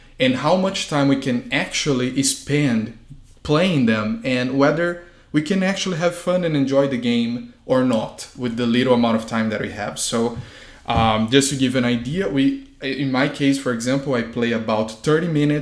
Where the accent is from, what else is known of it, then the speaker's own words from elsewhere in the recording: Brazil; moved away; If you might be wondering where this accent is from, I was born and raised in Brazil